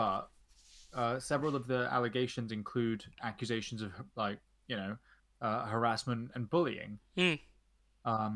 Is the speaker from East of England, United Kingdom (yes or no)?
no; London, United Kingdom; I'm a Londoner.